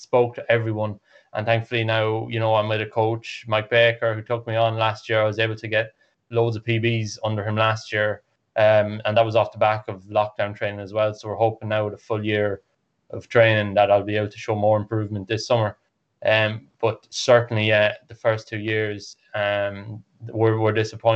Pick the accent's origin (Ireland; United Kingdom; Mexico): Ireland; I'm an Irish athlete